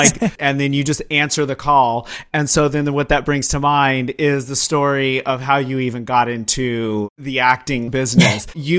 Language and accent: English; Arizona, United States; I grew up in Arizona.